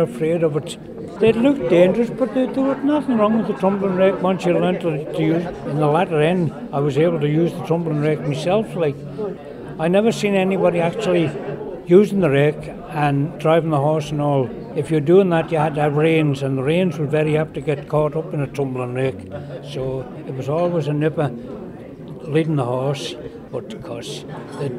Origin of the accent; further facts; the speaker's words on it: Isle of Man; I was born in Balaquinny, 1934